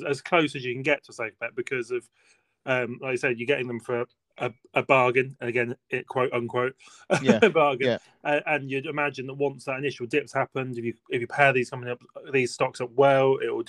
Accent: United Kingdom; I'm British.

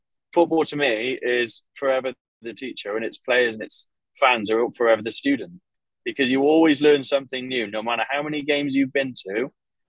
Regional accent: United Kingdom; I'm a Southerner

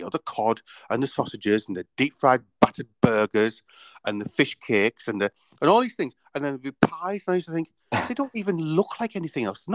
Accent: Stockton-on-Tees, North East England, United Kingdom; we're from Stockton-on-Tees

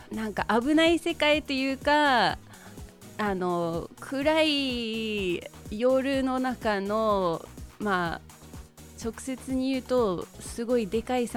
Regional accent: United Kingdom; Japanese is a second language; now in Japan; いやもう結構あのまあ今イギリスから来ましたって言いましたが実はイギリスから来たのがもう8年前で

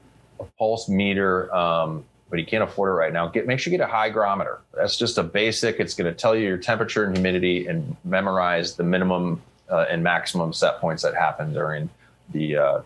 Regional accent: Colorado, United States; with dreams of eventually working for or owning my own genetics company one day in my home state of Colorado.

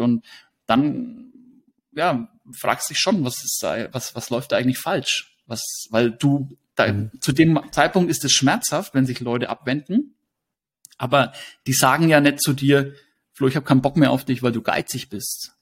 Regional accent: Hersbruck, Bavaria, Germany; in den Ort, wo ich herkomme, also Hersbruck

